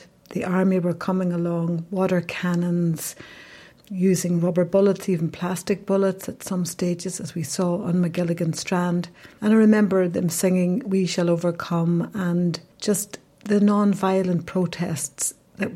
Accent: Derry, Northern Ireland, United Kingdom; moved away; growing up in the streets of Derry

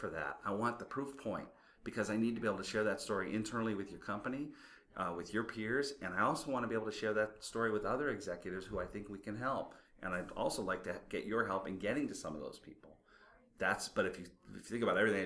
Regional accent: Midwest, United States; I'm from the Midwest

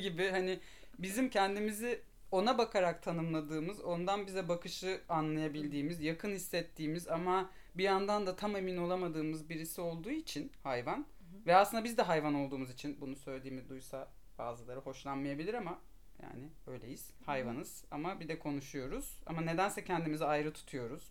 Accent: Istanbul, Turkey; İstanbulluyum. İstanbul'da doğdum, büyüdüm.

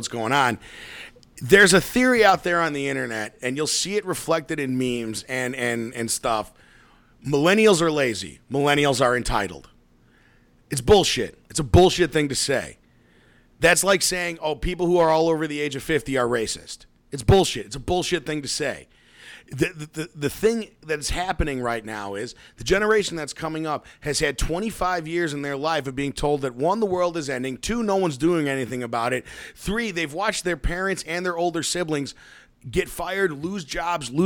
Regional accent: Chicago, Illinois, United States; we're from the Chicagoland area, I am

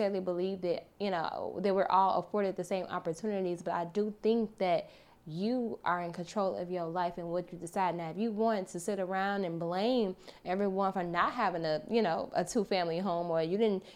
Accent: Chicago, Illinois, United States; I'm from Chicago, from the South Side.

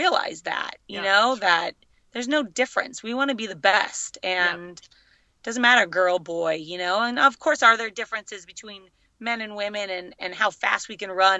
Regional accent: Los Angeles, California, United States; being my hometown

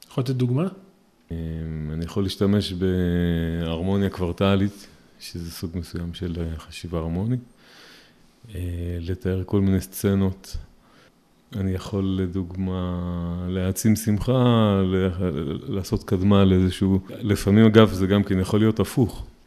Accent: Rehovot, Central District, Israel; also born or lived in Petah Tikva; now in Peduel; נולדתי בפתח תקווה, גרתי ברחובות, כיום אני גר בפדואל ונשוי, ברוך השם, יש לי חמישה ילדים.

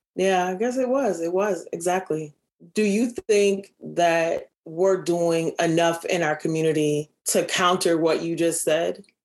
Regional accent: Minneapolis, Minnesota, United States; I'm from the North Side.

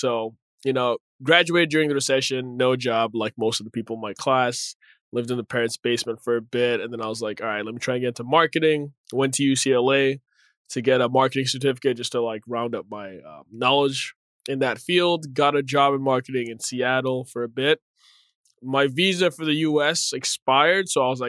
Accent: Nigeria; born there; also born or lived in Zambia / Zimbabwe / Ethiopia / Massachusetts, United States; I was born in Nigeria. I'm Nigerian born originally. My dad used to work for the UN, so we moved around quite a bit in different countries in Africa: Zambia, Zimbabwe, then Ethiopia.

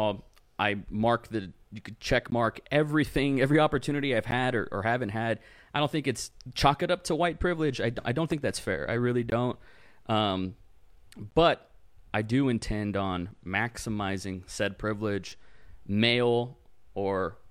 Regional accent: Rio Grande Valley, South Texas, United States; first language English; my hometown, which is South Texas, it's the Rio Grande Valley.

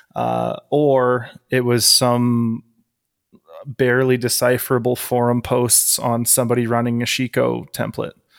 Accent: Canada; I am a Canadian powerlifter and powerlifting coach.

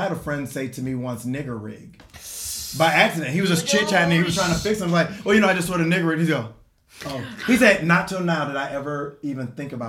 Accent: Chicago, Illinois, United States; now in Los Angeles, United States; growing up in Illinois and in Chicago

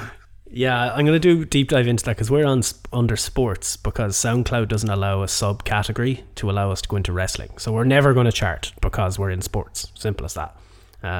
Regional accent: Ballina, Connacht, Ireland; born or raised there

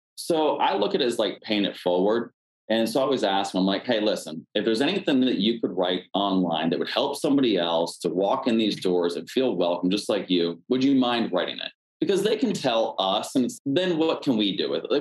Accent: Pennsylvania, United States; now in Washington, D.C., United States; I'm originally from Pennsylvania

